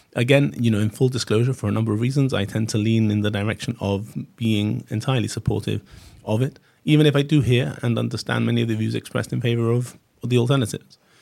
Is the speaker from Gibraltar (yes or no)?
yes; Gibraltar